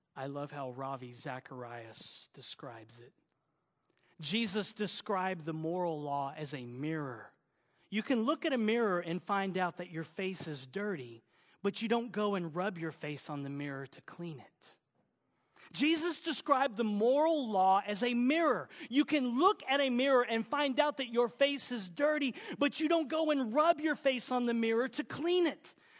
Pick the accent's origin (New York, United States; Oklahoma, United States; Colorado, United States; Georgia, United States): Oklahoma, United States; accent: southern; now in California, United States; my southern accent, y'all. I'm an Okie